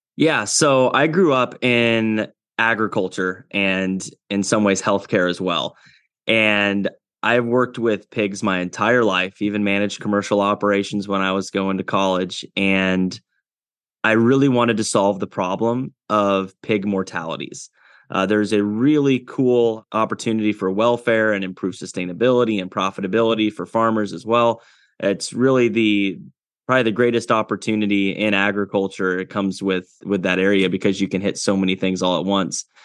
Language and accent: English; Iowa, United States; also born or lived in Kinston, North Carolina; I was born in Kinston, North Carolina, and at a young age, uh, we moved to Iowa, spent all my childhood in Iowa